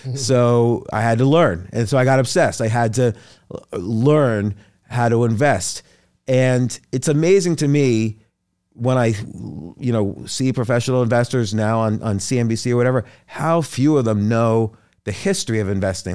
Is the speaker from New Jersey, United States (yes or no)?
yes; New Brunswick, New Jersey, United States; also born or lived in New York; Born in New York, grew up, like, around New York, New Jersey.